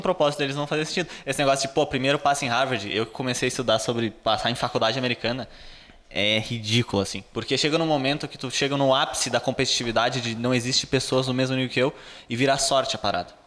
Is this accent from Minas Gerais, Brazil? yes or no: no; Rio Grande do Sul, Brazil; eu sou do Rio Grande do Sul